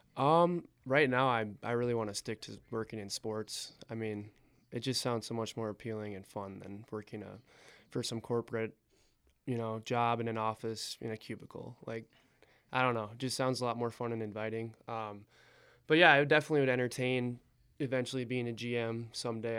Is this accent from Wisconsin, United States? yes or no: yes; Eau Claire, Wisconsin, United States; moved away as an adult; now in Butte, United States; I'm from Eau Claire, Wisconsin.